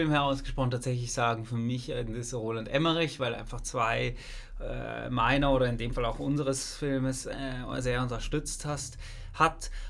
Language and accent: German; Basel, Basel-Stadt, Switzerland; Ich bin Basler, die ganzen Kultkinos in der Schweiz, in Basel.